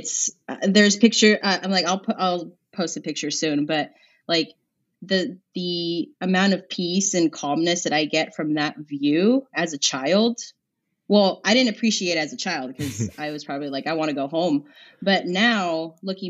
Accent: Azusa, California, United States; where I grew up in Azusa

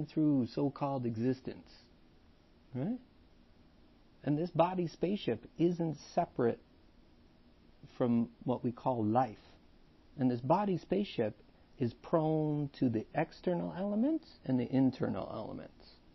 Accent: Canada; now in Vaughan, Canada; So we're Canadian, for all those people listening to the podcast. We're in Canada, Toronto, technically right now in Vaughan

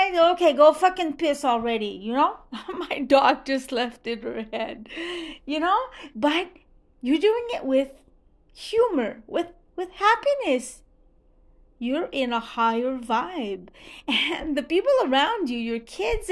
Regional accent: Montreal, Quebec, Canada; first language French; English is a second language; I'm Francophone. I'm from Montreal, Canada

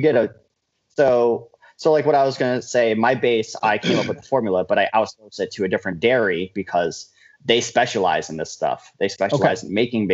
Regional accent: Johnstown, New York, United States; moved away as an adult; now in Albany, United States; I'm from Johnstown, which is in the middle of nowhere.

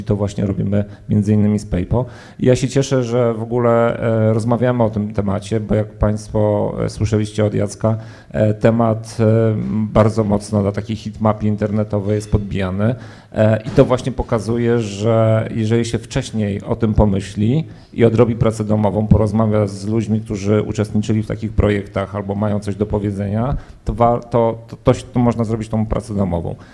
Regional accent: Poland; Ja się urodziłem w P R L-u, żyłem w czasach minionych

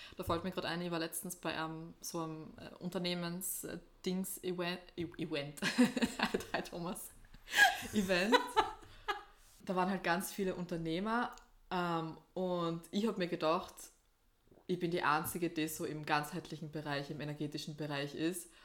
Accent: East Styria, Austria; Oststeiermark eigentlich mehr. Also eigentlich eher dort, wo ich herkomme

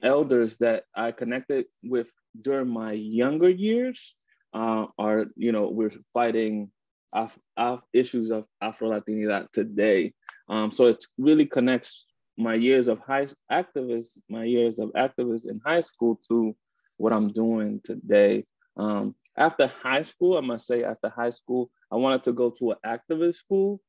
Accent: Washington, District of Columbia, United States; also born or lived in Dominican Republic; born in the Dominican Republic and raised in Washington, DC, Columbia Heights.

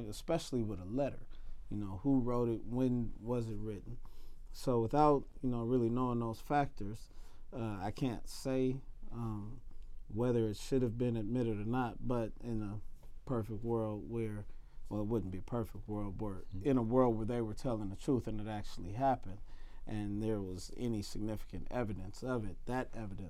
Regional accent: United States; I'm an American citizen.

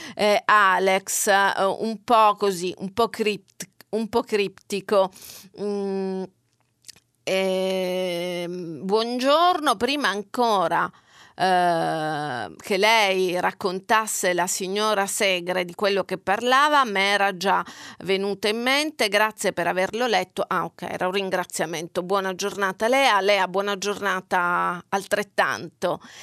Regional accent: Catania, Sicily, Italy; moved away; io vengo da Catania, dalla Sicilia

